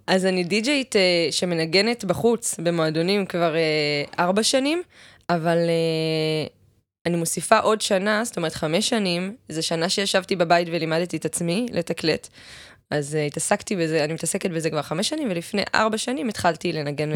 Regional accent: Ma'ale Adumim, Jerusalem District, Israel; now in Tel Aviv, Israel; ליד ירושלים, מעלה אדומים

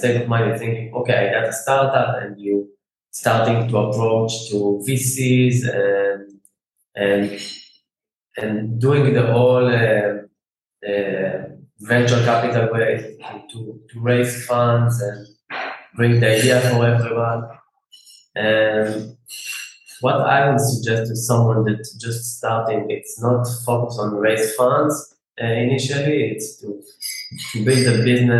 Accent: Israel; I'm from Israel

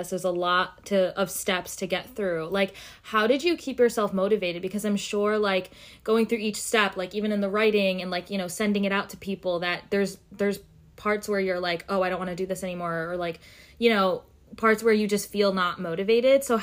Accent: Pakistan; being Muslim, being Pakistani, that like sometimes people just don't want our stories because they don't think it's going to be profitable when it's really a beautiful, beautiful story.

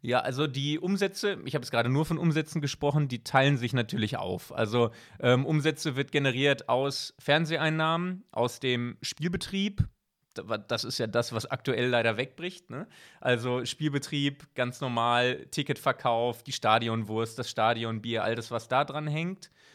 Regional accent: Bochum, North Rhine-Westphalia, Germany; moved away as an adult; now in Switzerland; als Bochumer

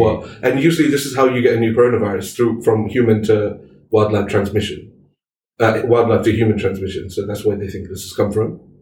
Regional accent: Malaysia; we're Muslim, we're Malaysian Muslims

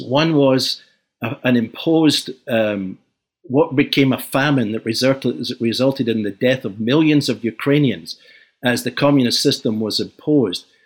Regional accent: Glasgow, Scotland, United Kingdom; moved away; I was born in Glasgow, uh, in the post-war years

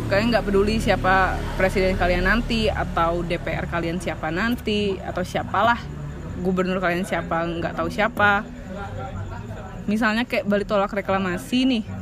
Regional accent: Java, Indonesia; ya saya anak Jawa

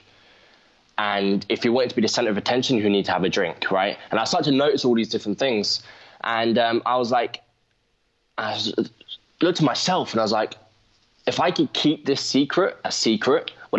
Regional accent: London, United Kingdom; I'm from London

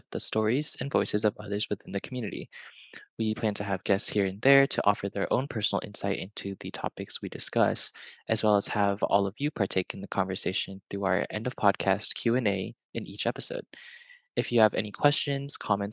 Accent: Orange County, California, United States; moved away as an adult; I was born in Orange County into a Chinese Hokkien family

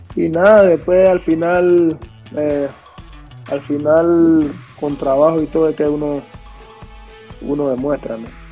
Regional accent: Panama; nosotros los panameños

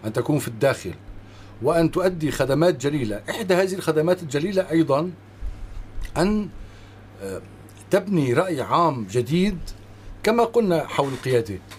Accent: Syria; نحن كسوريين

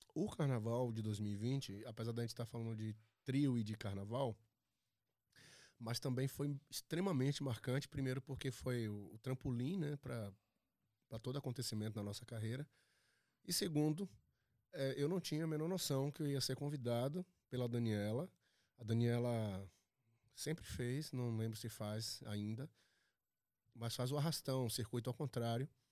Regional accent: Bahia, Brazil; moved away; eu sou da Bahia

